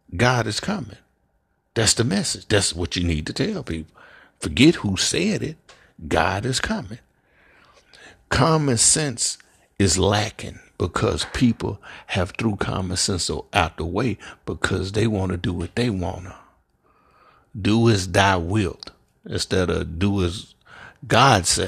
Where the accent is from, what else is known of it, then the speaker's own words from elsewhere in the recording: Memphis, Tennessee, United States; I'm from Memphis, Tennessee, born and raised.